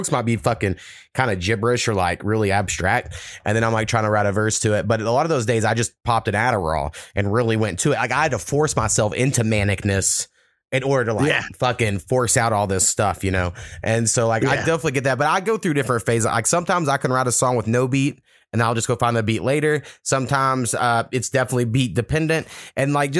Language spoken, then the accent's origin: English; Oklahoma, United States; also born or lived in Texas; growing up in Oklahoma and Texas